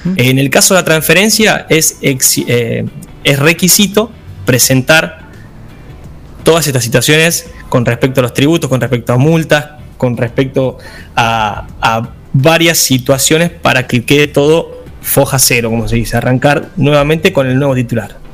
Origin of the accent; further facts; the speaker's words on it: Buenos Aires Province, Argentina; somos eh, ciudadanos de la provincia de Buenos Aires